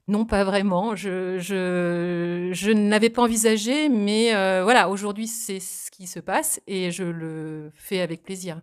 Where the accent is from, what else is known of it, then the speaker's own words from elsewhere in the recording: Saint-Hilaire-du-Harcouët, Normandy, France; also born or lived in Vernix, Manche; je suis originaire de la Manche, je suis née à Saint-Hilaire-du-Harcouët. j'ai vécu dans le Sud-Manche également, du côté de Bassilly